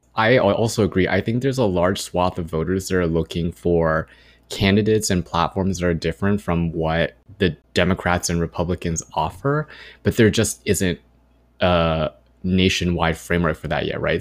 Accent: Irvine, California, United States; growing up in Irvine

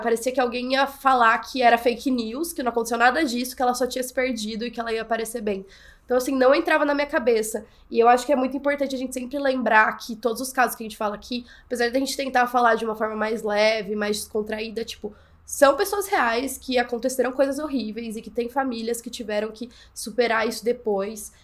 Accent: São João, Brazil; eu sou de São João, é uma cidade pequena

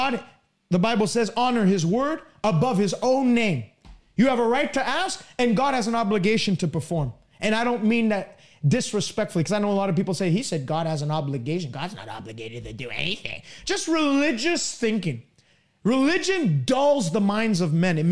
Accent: Canada; I'm from Canada

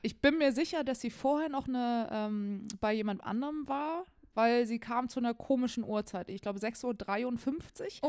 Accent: Germany; bei uns in Deutschland

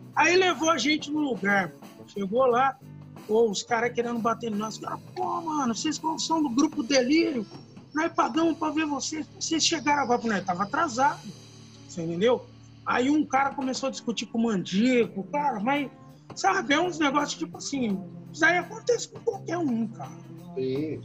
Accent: Campinas, São Paulo, Brazil; nós somos de Campina

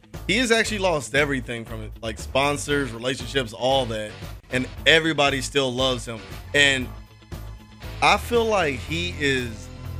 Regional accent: Louisville, Kentucky, United States; I'm from West End, Louisville

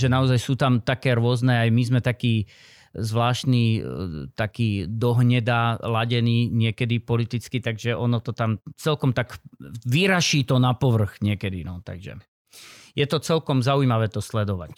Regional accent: central Slovakia, Slovakia; OM znamená, že som Slovak. zo Slovenska, šestka, že som desi zo stredného Slovenska, tam som, ako mám hmm, trvalý pobyt, alebo začínal.

